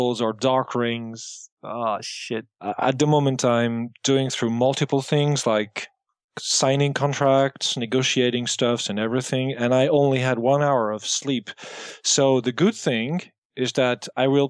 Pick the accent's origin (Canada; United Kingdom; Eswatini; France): France; accent: bits of American accents; I was born here in France. But I do have American relatives, and that explains my broken accent.